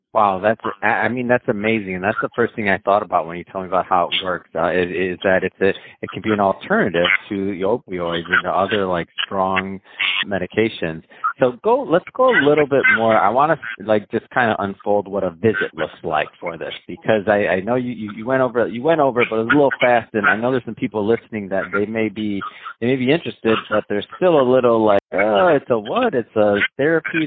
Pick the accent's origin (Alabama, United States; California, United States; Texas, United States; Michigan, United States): Michigan, United States; moved away as an adult; now in Los Angeles, United States; I'm from I'm from the Midwest. I'm from Michigan